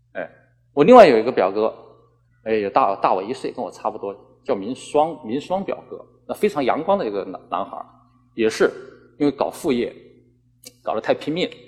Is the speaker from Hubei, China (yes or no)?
yes; Hubei, China; accent: Hubei dialect; first language Hubei dialect; moved away as an adult; now in Guangdong, China; 我们以前小的时候说的，我是说湖北话的，那都是《水浒传》上面的话